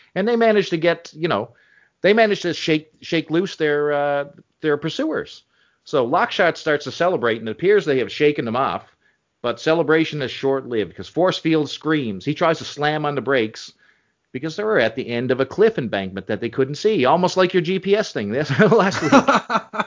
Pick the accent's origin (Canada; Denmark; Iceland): Canada; speaking as a Canadian